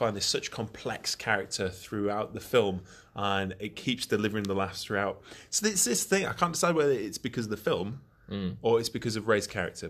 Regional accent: Hull, Yorkshire and the Humber, United Kingdom; As you can tell, I'm from Hull, and where was my accent? It's gone. I don't have it.

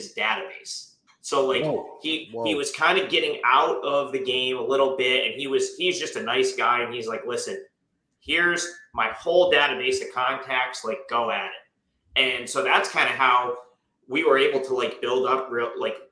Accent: Capital Region, New York, United States; we're both from the Capital Region, New York.

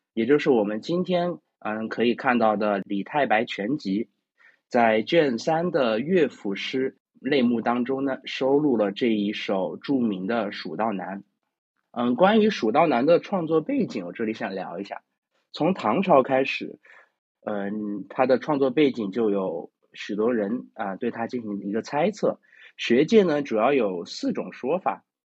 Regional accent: Chengdu, Sichuan, China; 我是成都人

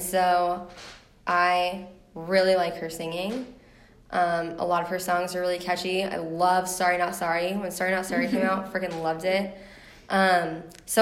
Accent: Seattle, Washington, United States; now in Tampa, United States; Seattle, my hometown.

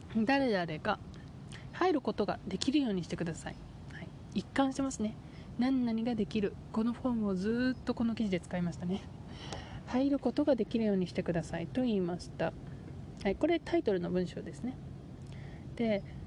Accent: Japan; now in United States; 私日本の出身ですけどアメリカにいる

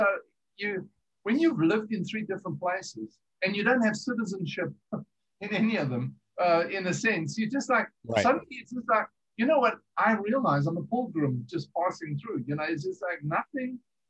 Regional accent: South Africa; also born or lived in England / America; we're from originally from South Africa. We've lived in England.

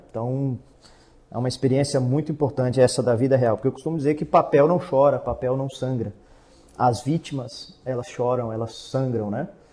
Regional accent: Brasília, Federal District, Brazil; accent: brasiliense; moved away as an adult; also born or lived in Paraná; now in Santa Catarina, Brazil; eu, apesar de ser nascido e criado em Brasília, eu já estou aqui agora em Santa Catarina, já vai fazer 13 anos

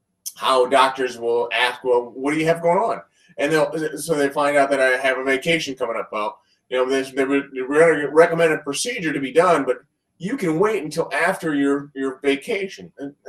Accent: Columbus, Ohio, United States; I am from Columbus, Ohio.

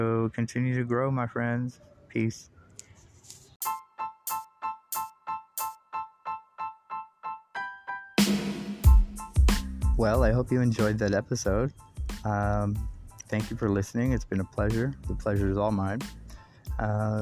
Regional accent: United States; as an American

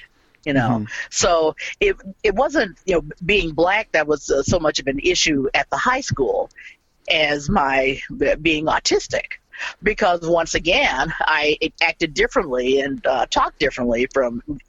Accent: Mississippi, United States; now in Portland, United States; I moved with my family, with my parents and siblings, and we moved from Mississippi to Portland, Oregon

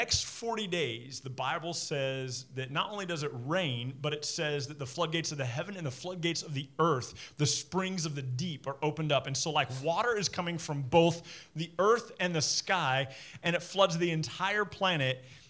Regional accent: Midland, Texas, United States; When I was a kid growing up in Midland

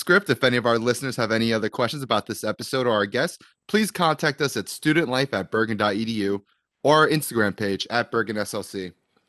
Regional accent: Ridgefield, New Jersey, United States; I'm from Ridgefield, right down the street from Englewood

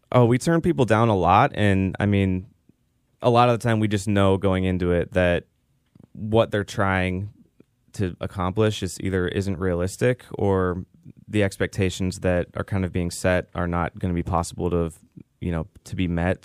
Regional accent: Pittsburgh, Pennsylvania, United States; moved away as an adult; now in Tampa, United States; I'm from the Pittsburgh area originally, and I moved to Tampa in two thousand thirteen

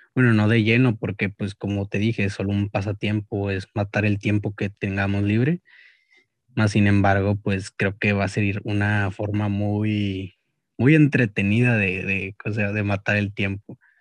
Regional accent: Monterrey, Nuevo León, Mexico; me considero más regio que mexicano

